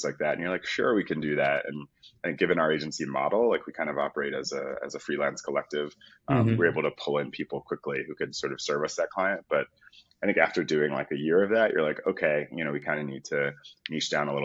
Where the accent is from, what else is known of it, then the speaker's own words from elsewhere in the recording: Philadelphia, Pennsylvania, United States; moved away; also born or lived in United Kingdom; I'm from Philadelphia originally.